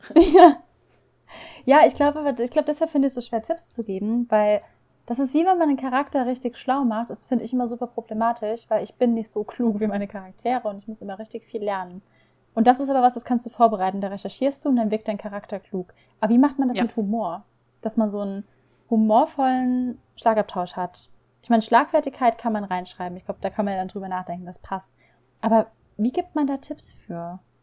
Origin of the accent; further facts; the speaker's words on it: Rhineland, Germany; ich komme ja aus dem Rheinland